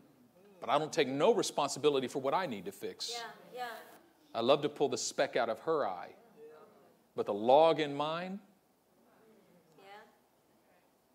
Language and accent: English; Oakland, California, United States; I'm from East Oakland